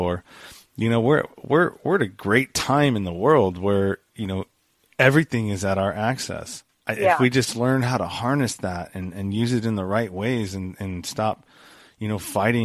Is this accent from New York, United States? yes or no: no; California, United States; California. I live in the Bay Area, the Eastern Bay Area. So I'm out by the Delta